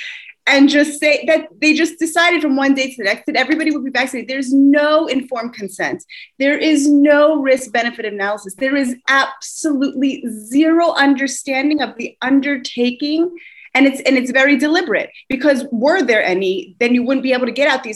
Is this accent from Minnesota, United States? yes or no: no; Virginia, United States; moved away as an adult; now in Jerusalem, Israel; I'm American. I was born in Virginia, just outside of Washington, D.C. Mm. And I've been in Israel since 98